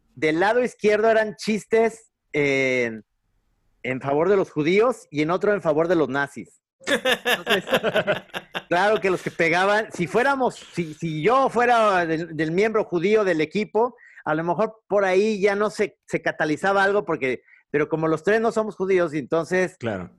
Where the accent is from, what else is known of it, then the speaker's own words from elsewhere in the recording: Guadalajara, Jalisco, Mexico; now in Ajijic, Mexico; sí, sí, soy tapatío